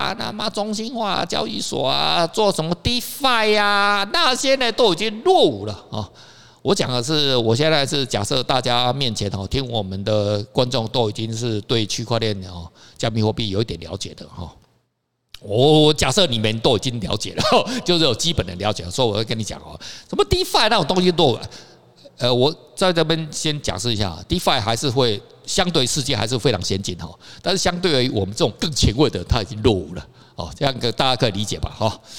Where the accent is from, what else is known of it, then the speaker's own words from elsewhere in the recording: Taiwan; 到我们现在我们台湾人哦，我们台湾的媒体哦很奇怪